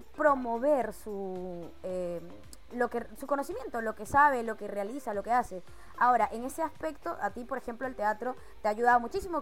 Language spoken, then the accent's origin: Spanish; Venezuela; moved away as an adult; como venezolana emigrante, que tuve que salir de mi país